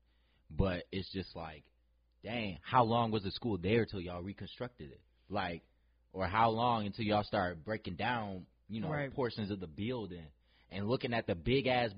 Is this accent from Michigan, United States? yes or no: yes; Novi, Michigan, United States; I grew up in Novi my whole life